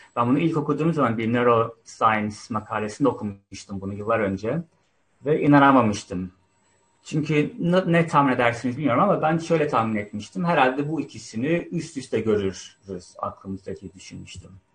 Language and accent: Turkish; Turkey; moved away as an adult; now in United Kingdom; Ben Türkiye'de doğdum, büyüdüm 20 yıldır da İngiltere'de yaşıyorum